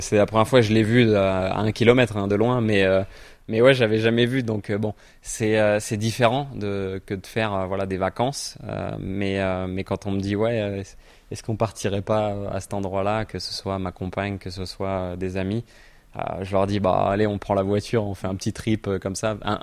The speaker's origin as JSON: {"language": "French", "region": "Normandy", "country": "France", "said": "je suis normand"}